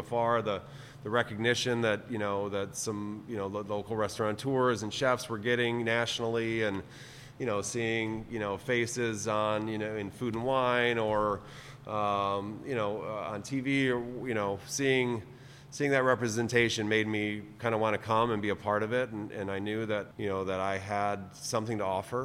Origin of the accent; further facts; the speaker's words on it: Michigan, United States; growing up in Michigan